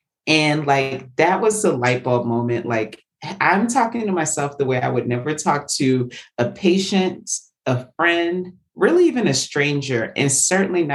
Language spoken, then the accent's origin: English; the South, United States; I was as a Southerner